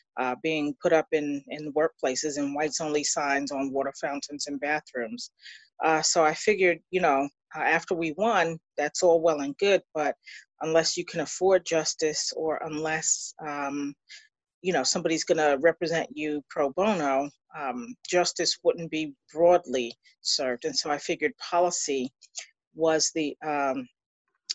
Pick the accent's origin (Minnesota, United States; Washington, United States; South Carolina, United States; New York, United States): New York, United States; Long Island; also born or lived in Queens; I was born on Long Island and was on Long Island for about 12 years and then moved to Queens